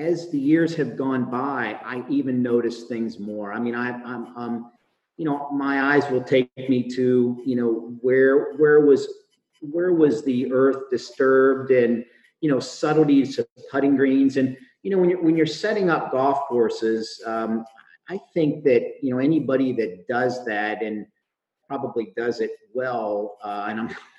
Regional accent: Chambersburg, Pennsylvania, United States; I grew up in Pennsylvania, in Chambersburg, Pennsylvania, to be specific

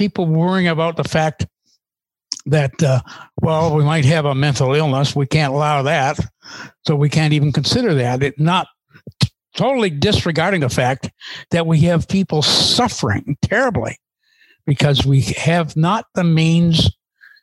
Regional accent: Canada; As Canadian

